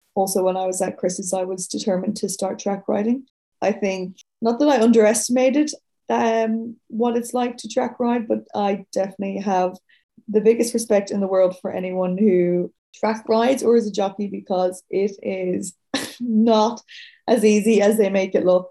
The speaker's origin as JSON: {"language": "English", "town": "Dublin", "region": "Leinster", "country": "Ireland", "moved": "as an adult", "lives_now": "Sydney, Australia", "said": "I'm from Dublin City, like 10 minutes outside the city originally"}